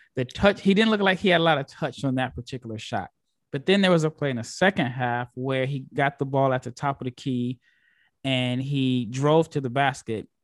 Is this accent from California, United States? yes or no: no; Omaha, Nebraska, United States; I'm from Omaha, Nebraska.